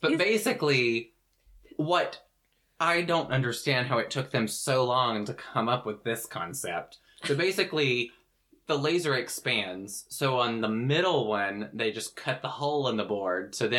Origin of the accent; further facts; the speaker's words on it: the South, United States; I'm from the South where that runs rampant